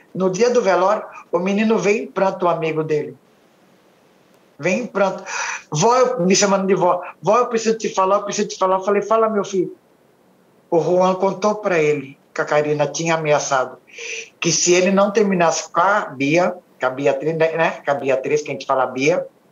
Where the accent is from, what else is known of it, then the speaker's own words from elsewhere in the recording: São Paulo, Brazil; eu nasci lá. Eu sou nascido e criado em São Paulo